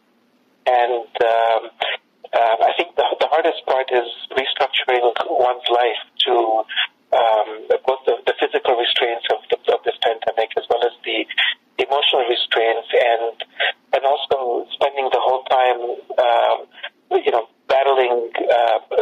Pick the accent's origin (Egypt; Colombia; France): Egypt; Alexandria, Alexandria Governorate; also born or lived in Los Angeles, United States / Middle East; now in Phoenix, United States; I'm an Egyptian from Alexandria. I currently live in Phoenix, Arizona